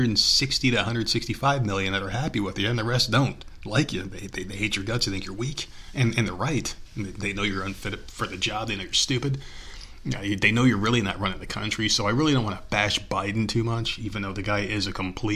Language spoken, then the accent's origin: English; United States; I've been an American my whole life. I was born here